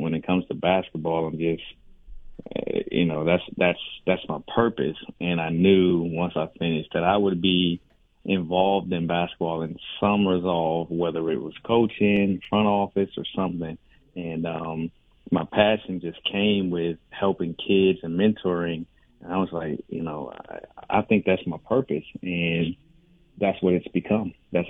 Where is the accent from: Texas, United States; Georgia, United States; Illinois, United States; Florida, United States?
Florida, United States; West Palm Beach; moved away; I started coaching in my hometown of West Palm Beach